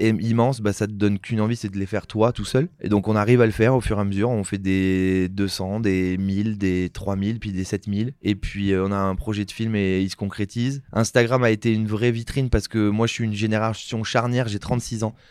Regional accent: Saint-Émilion, Nouvelle-Aquitaine, France; je viens de Saint-Émilion

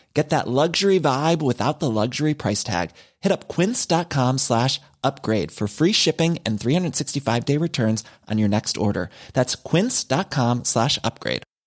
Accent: Australia; as an Australian

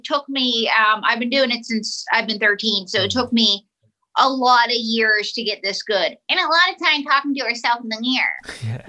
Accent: Pittsburgh, Pennsylvania, United States; I was born somewhere. And I have the accent that I do because I grew up in Pittsburgh.

